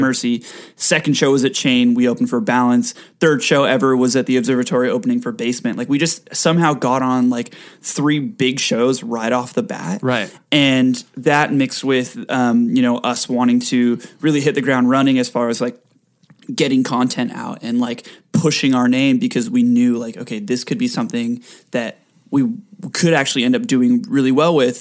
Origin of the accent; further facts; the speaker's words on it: Rancho Santa Margarita, California, United States; also born or lived in Mission Viejo, California; now in Los Angeles, United States; I lived in Rancho Santa Margarita for most of my life.